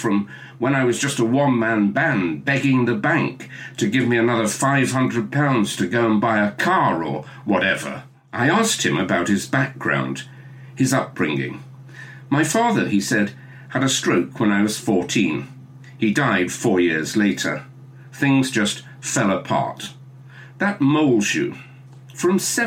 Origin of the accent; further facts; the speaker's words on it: Staffordshire, West Midlands, United Kingdom; I have an affection for Staffordshire. My mother came from there, and it's where I was born